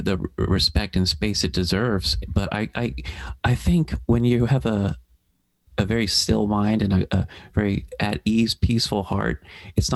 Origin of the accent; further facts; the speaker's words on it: Melbourne, Florida, United States; my hometown, Melbourne, Florida